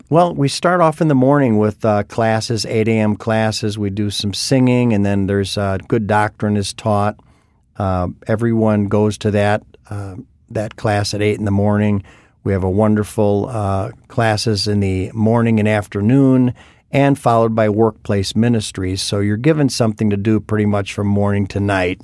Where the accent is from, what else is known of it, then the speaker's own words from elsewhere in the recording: Chicago, Illinois, United States; being a preacher's kid and growing up in the Chicagoland area